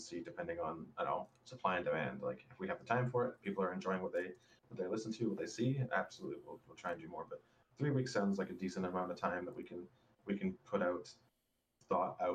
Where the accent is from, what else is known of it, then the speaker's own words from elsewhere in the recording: Canada; Being Canadian